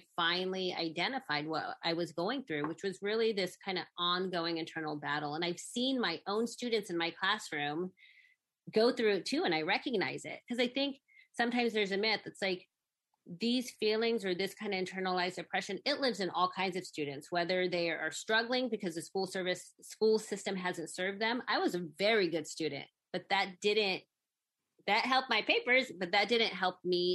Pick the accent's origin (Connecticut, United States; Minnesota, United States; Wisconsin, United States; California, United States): California, United States; Sacramento; also born or lived in San Francisco; although I was born in San Francisco, I was really raised in Sacramento.